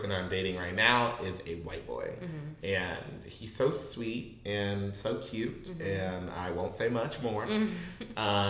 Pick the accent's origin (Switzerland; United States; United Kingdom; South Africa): United States; Midwest; now in San Francisco Bay Area, United States; we're from the Midwest